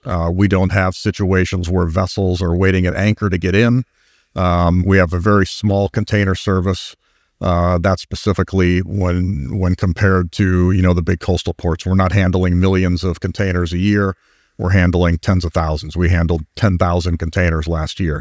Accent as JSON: {"language": "English", "town": "Cleveland", "region": "Ohio", "country": "United States", "said": "that's a Clevelander talking."}